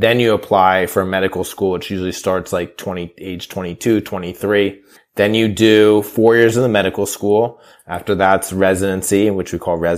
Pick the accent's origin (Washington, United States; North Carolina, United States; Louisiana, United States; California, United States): California, United States; now in New York, United States; I grew up in California